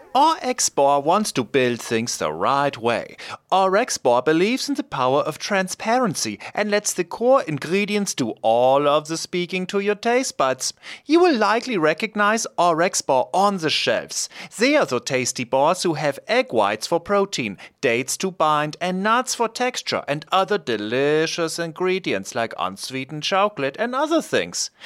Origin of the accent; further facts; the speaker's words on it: Erlangen, Bavaria, Germany; moved away; I'm from Erlangen, which is close to Nürnberg.